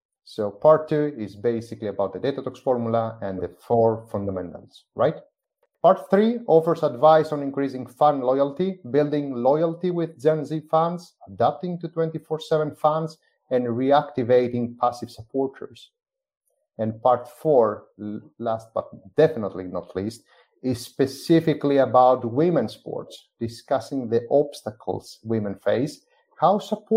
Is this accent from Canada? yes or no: no; Athens, Attica, Greece; I'm originally from Athens, Greece